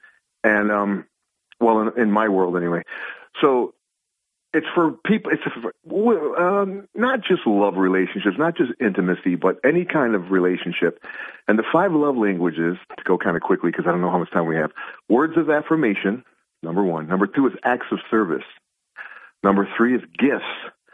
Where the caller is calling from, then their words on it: Binghamton, New York, United States; DJ from Binghamton.